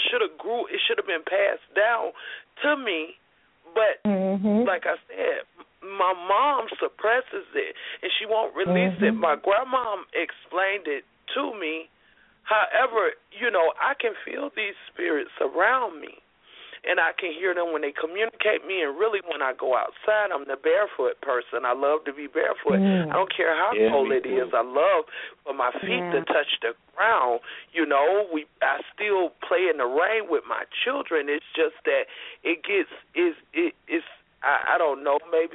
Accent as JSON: {"language": "English", "region": "Alabama", "country": "United States", "said": "I'm from Alabama."}